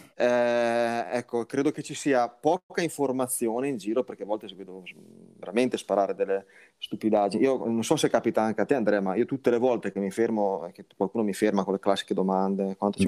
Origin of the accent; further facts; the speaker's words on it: Liguria, Italy; lo dico da Ligure